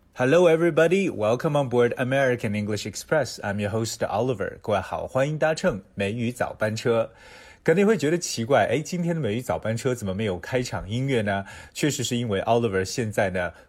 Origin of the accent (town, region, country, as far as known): China